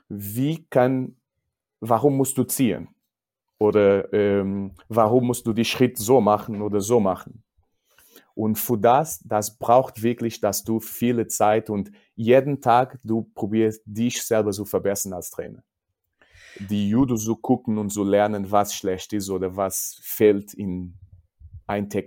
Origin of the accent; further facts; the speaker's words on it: Portugal; German is a second language; aber ich bin Portugiese und ich habe keine Angst, über mich zu sprechen.